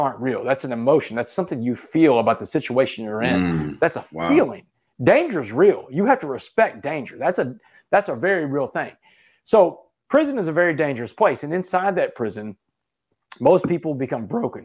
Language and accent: English; Port Arthur, Texas, United States; I grew up in Port Arthur, Texas, man. I grew up around blacks all my life in a predominantly black town.